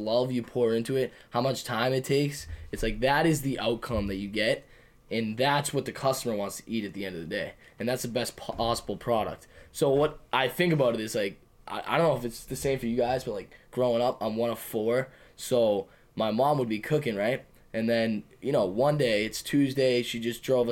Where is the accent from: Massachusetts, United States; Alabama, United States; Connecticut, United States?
Massachusetts, United States; Medford; we're from Medford